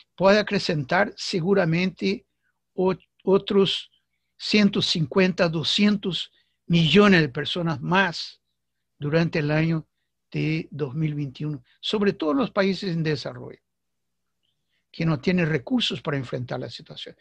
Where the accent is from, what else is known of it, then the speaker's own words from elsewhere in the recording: Brazil; Spanish is a second language; aquí en mi país, Brasil